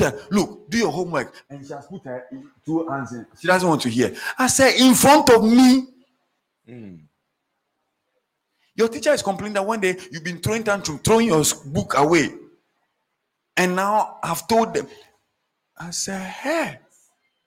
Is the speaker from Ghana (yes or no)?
yes; Accra, Greater Accra, Ghana; At age 6, in fact, I started primary school, so I was maybe 5. I was walking from Roman Ridge, through Kalkudi